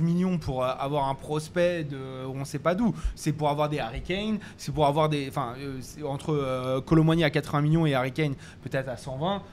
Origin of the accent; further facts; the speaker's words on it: France; on est français